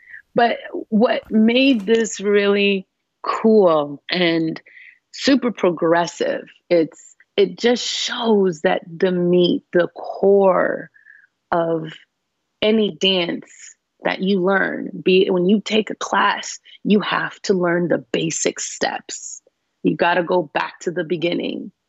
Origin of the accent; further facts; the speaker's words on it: Canada; being Canadian